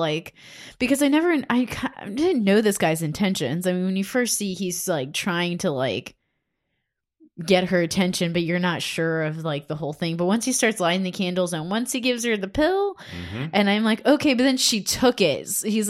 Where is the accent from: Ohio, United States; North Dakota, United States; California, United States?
Ohio, United States; Cleveland; I grew up in Cleveland and you could see smokestacks.